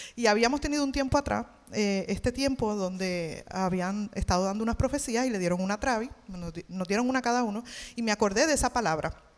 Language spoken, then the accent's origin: Spanish; Levittown, Puerto Rico; moved away as an adult; now in Dallas, United States; yo soy de Levitown